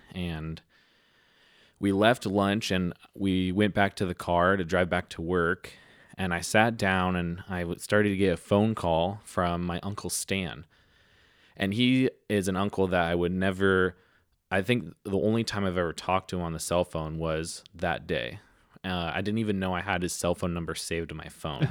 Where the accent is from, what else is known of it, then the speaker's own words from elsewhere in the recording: San Diego, California, United States; I grew up in North County, San Diego